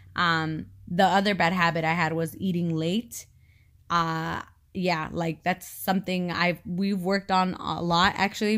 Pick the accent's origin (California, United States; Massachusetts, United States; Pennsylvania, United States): California, United States; moved away as an adult; I was born and raised in California. I had never known living anywhere else.